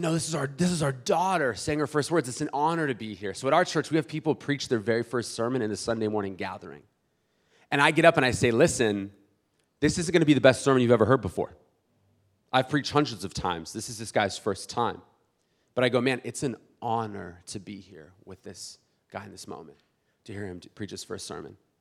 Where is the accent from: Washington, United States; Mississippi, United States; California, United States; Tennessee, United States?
California, United States; South Bay, San Diego; I'm from South Bay originally